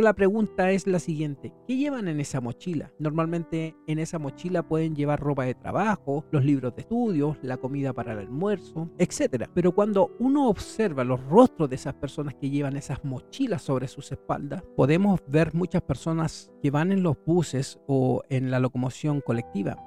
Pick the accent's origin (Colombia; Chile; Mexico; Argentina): Chile; En mi país, que es Chile